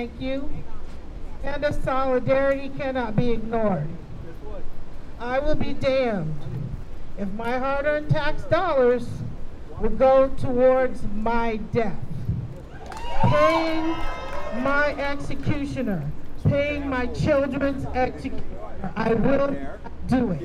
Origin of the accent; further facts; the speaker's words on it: Seattle, Washington, United States; I was born and raised in Seattle, Washington